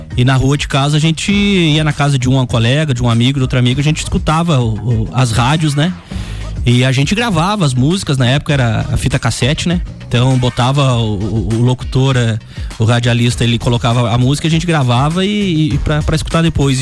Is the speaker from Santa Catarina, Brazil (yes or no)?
yes; Lages, Santa Catarina, Brazil; Sou de Lages